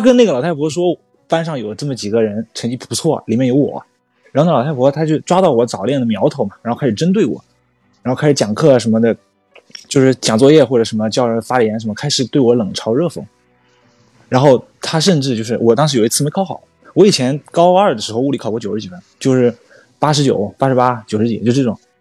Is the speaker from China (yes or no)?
yes; Zhejiang, China; moved away as an adult; also born or lived in Xinjiang; 我是浙江人，去新疆读大学